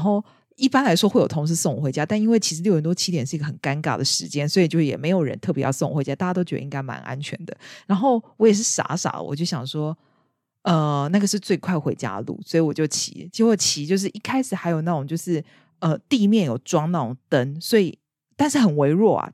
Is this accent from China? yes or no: no; Taiwan; now in United Kingdom; 以我一个台湾人